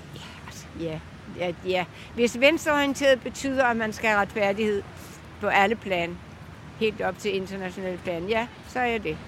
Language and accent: Danish; Bornholm, Capital Region of Denmark, Denmark; moved away as an adult; also born or lived in Spain; jeg er fra Bornholm mm. oprindeligt